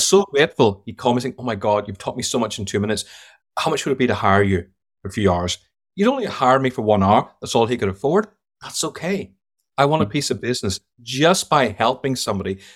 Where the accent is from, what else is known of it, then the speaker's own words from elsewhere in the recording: Ireland; accent: Irish; moved away as an adult; also born or lived in London / United States; now in United Kingdom; I worked 25 years in London, but I grew up in Ireland, so I'm a bit of both.